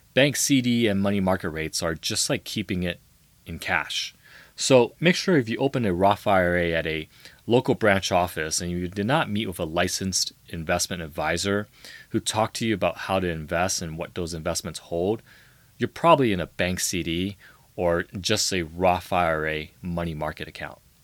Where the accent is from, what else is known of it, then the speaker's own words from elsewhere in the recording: San Francisco, California, United States; I grew up in the heart of San Francisco